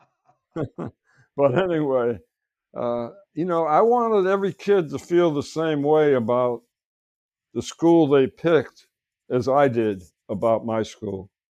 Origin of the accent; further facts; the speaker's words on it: Stratford, Connecticut, United States; my hometown of Stratford